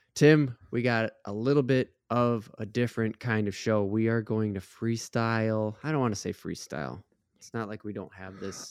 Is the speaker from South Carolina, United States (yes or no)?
no; Minnesota, United States; we're from Minnesota